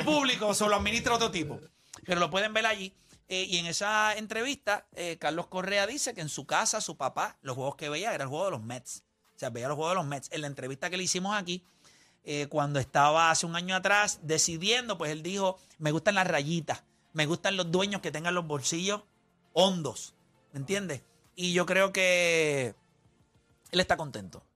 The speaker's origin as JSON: {"language": "Spanish", "country": "Puerto Rico", "said": "un animal boricua"}